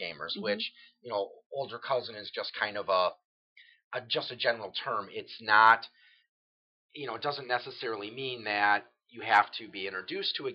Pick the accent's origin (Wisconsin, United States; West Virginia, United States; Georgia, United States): Wisconsin, United States; New Berlin; I'm originally from New Berlin. Waukesha is just the next city over